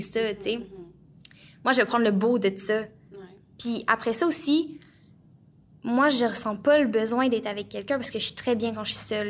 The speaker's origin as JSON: {"language": "French", "town": "Plessisville", "region": "Quebec", "country": "Canada", "tie": "born or raised there", "moved": "yes", "said": "je viens de Plessisville, euh, donc en région"}